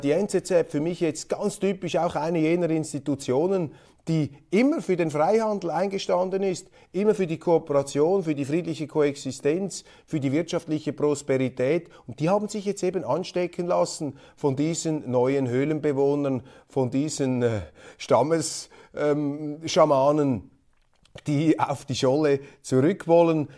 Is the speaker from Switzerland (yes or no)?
yes; Switzerland; als Schweizer Milizpolitiker